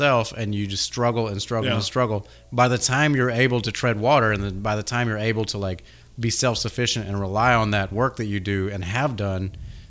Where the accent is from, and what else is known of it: Syracuse, New York, United States; moved away